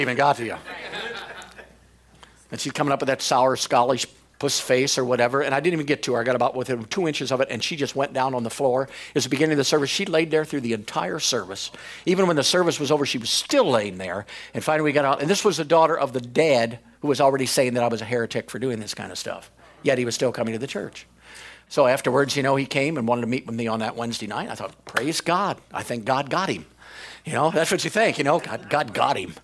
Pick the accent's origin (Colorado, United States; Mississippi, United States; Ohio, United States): Ohio, United States; I came from Ohio.